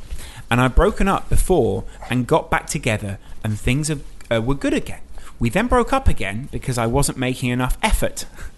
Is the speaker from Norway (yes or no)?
yes; Norway; I'm from Norway, so I convinced the family to go on a Christmas vacation to England so I could see the game with my dad.